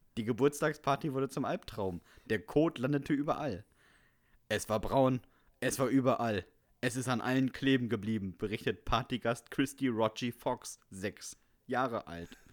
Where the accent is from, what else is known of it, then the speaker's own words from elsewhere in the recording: Bremen, Germany; ich komme ja aus Bremen.